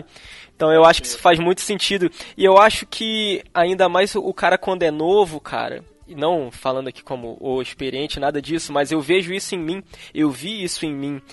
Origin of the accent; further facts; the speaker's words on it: Petrópolis, Rio de Janeiro, Brazil; sou aqui de Petrópolis